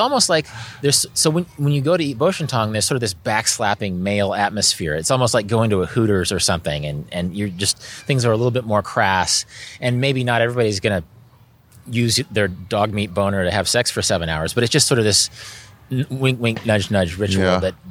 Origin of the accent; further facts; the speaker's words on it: Kansas, United States; I'm from Kansas. I've seen a lot of cows being raised.